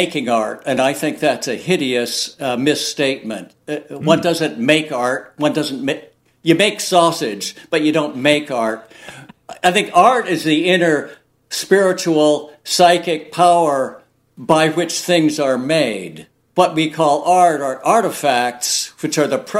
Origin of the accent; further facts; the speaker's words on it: Oregon, United States; growing up in Oregon and spending a lot of time on the coast